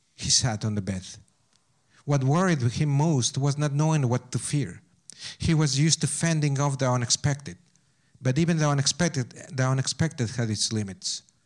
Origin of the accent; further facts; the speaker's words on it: Pachuca, Hidalgo, Mexico; English is a second language; moved away as an adult; also born or lived in Berkeley; Pachuca, my hometown